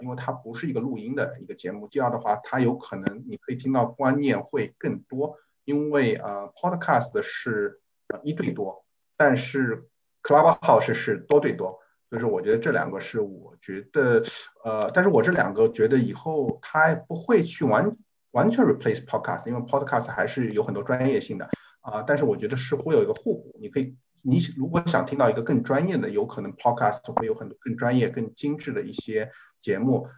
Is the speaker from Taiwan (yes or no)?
no; Shanghai, China; 我是上海人